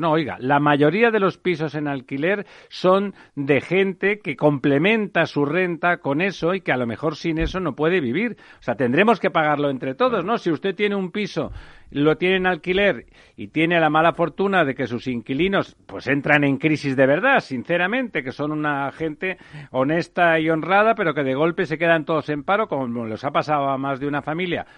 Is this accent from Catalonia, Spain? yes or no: yes; Catalonia, Spain; yo soy catalán